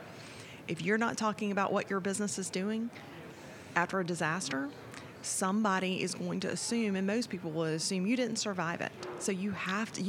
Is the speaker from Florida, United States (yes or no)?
yes; Florida, United States; Being born and raised in Florida